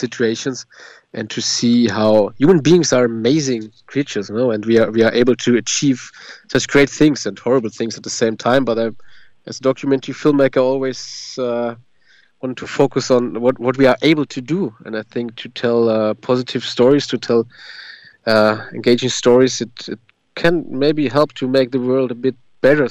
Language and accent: English; Germany